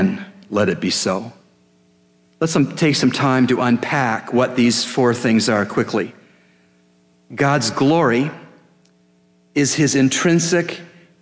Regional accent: Canada; as a Canadian

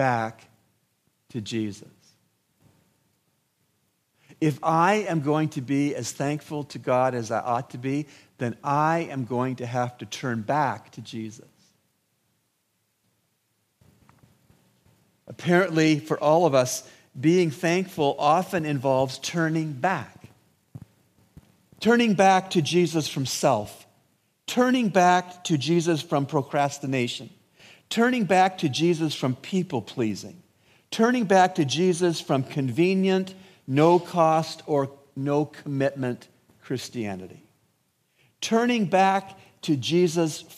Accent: Canada; also born or lived in United States; now in Bahamas; where I grew up in Canada

